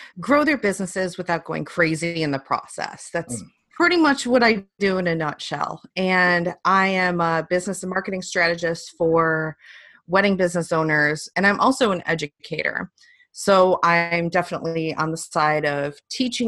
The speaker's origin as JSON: {"language": "English", "town": "Detroit", "region": "Michigan", "country": "United States", "also_born_or_lived": "England", "moved": "as an adult", "said": "I'm from Detroit"}